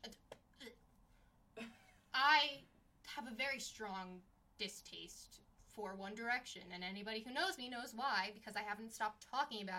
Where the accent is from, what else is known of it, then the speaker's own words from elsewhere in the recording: New York City, New York, United States; moved away as an adult; also born or lived in Forest Hills / Worcester, Massachusetts; I'm from Queens